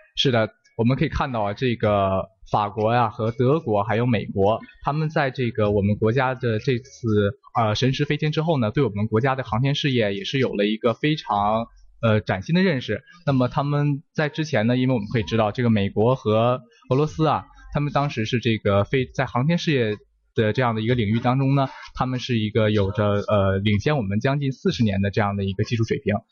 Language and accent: Chinese; China; 我们中国人成功完成了这个太空任务